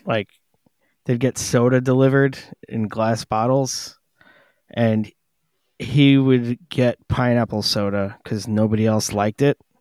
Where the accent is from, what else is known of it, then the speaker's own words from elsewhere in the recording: New York City, New York, United States; growing up on Staten Island